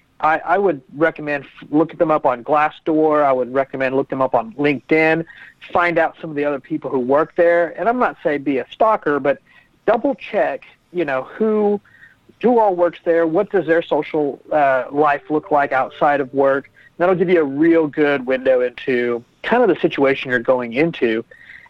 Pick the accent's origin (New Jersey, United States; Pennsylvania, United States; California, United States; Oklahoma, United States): Oklahoma, United States; Oklahoma City; I'm from Oklahoma City, and I grew a tech company